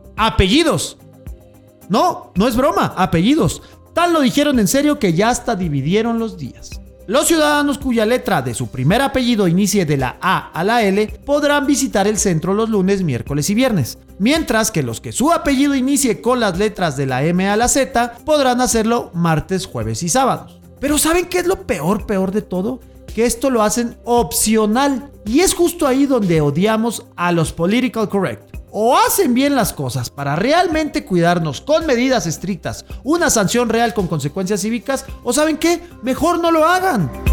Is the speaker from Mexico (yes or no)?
yes; Mexico; como buen mexicano que soy